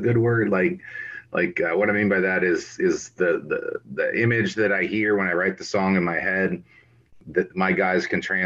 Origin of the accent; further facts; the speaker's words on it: Lodi, Ohio, United States; now in Thornville, United States; Growing up in Lodi, Ohio, we didn't have a whole lot going on